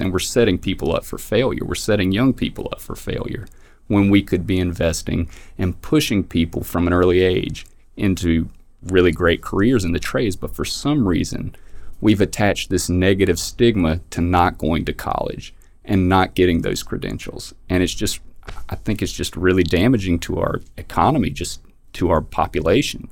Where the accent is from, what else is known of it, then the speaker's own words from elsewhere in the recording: North Carolina, United States; In my home county, very small town, uh, we had a Confederate memorial in front of the courthouse